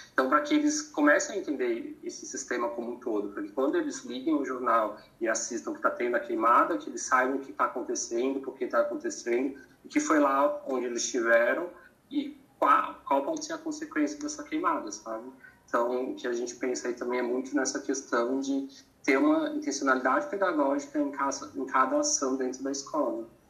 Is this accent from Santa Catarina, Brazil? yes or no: yes; Santa Catarina, Brazil; moved away as an adult; also born or lived in São Paulo / Cuiabá; Eu sou de Santa Catarina, estava em São Paulo